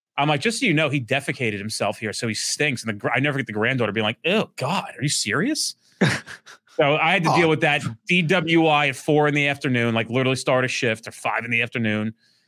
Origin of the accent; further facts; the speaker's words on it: Orlando, Florida, United States; I'm from Orlando, Florida.